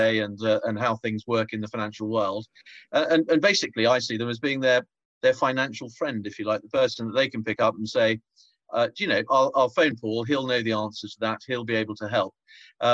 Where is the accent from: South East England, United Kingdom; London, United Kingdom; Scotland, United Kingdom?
South East England, United Kingdom; Tonbridge; I grew up in Tonbridge in Kent, had a very happy childhood